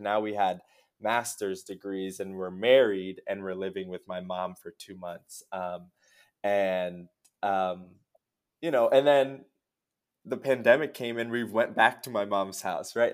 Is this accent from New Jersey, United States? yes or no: yes; Lawrence, New Jersey, United States; moved away as an adult; also born or lived in New York / Miami; now in Chicago, United States; I was born in New Jersey, um, in Lawrence, New Jersey, where I grew up, uh, did K through twelve there.